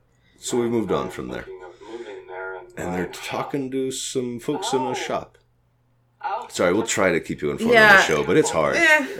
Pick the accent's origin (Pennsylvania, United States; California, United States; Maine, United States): Maine, United States; Freeport; also born or lived in Hawaii / Utah; Born and raised in Freeport.